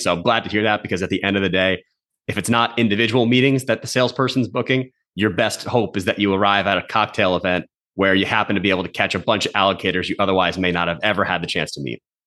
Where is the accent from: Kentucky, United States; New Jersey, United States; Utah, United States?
New Jersey, United States; now in Boston, United States; I'm from New Jersey, grew up in North Jersey. I'm a New York sports fan living in Boston